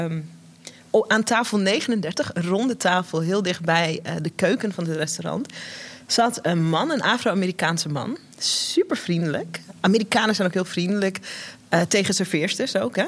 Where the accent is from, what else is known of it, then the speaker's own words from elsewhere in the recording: Netherlands; wij zijn hier geboren in Nederland, mijn broertje en ik